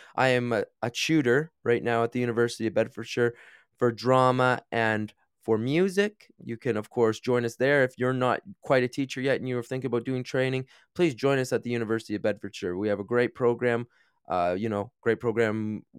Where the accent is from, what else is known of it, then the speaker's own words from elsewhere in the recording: Canada; moved away as an adult; also born or lived in China; now in United Kingdom; I am from Canada originally, I taught in the U K now for about eight years